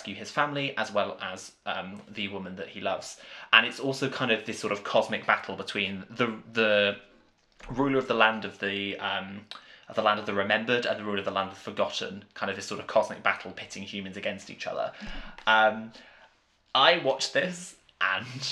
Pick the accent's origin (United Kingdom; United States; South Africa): United Kingdom; Welsh, Wales; as a Welsh person